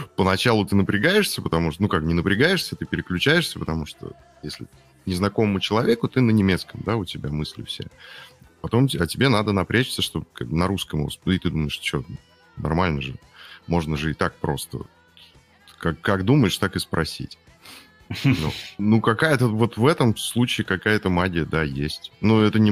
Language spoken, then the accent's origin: Russian; Urals, Russia; я с Урала сам